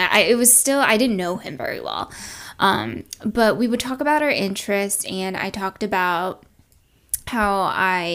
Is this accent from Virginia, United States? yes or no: yes; NoVA, Virginia, United States; I was from Nova